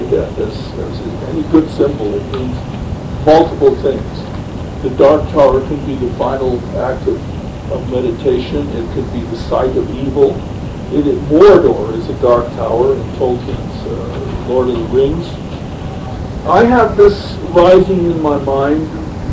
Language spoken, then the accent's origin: English; United States; as an American patriot